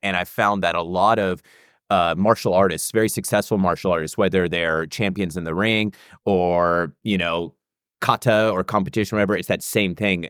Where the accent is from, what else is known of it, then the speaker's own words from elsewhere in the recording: United States; I was from America